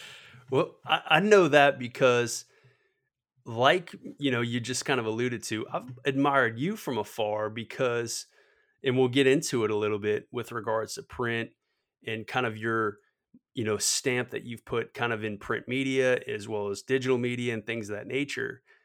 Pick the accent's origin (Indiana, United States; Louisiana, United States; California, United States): Louisiana, United States; Metairie; born or raised there